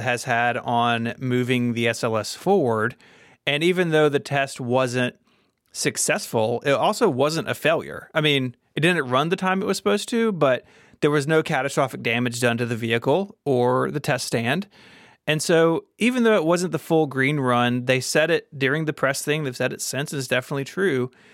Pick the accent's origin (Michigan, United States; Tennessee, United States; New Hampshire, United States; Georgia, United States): Tennessee, United States; Memphis; here in my hometown of Memphis, Tennessee